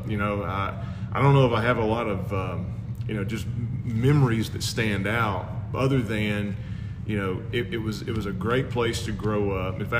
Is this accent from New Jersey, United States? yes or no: no; Arkadelphia, Arkansas, United States; Well, I spent the first 22 years of my life there because I was born and raised there. Uh, of course, went to Ouachita, so I never really left until uh, graduated college, got married